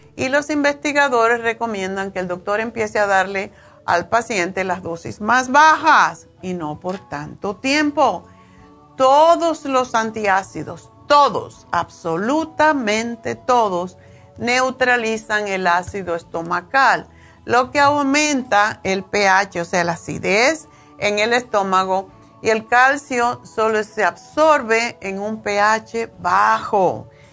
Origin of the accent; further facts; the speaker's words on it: Cuba; yo soy cubana y esto se come mucho en Cuba